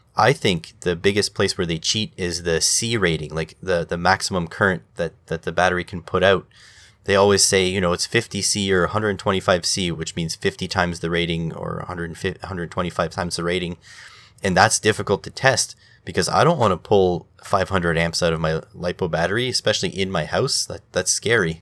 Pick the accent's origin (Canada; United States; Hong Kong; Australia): Canada; me as a Canadian